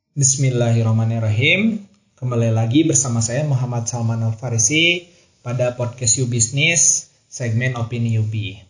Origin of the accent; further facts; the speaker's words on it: Cianjur, West Java, Indonesia; terlahir dan besar dari keluarga Sunda, khususnya saya sendiri kan lahir di Cianjur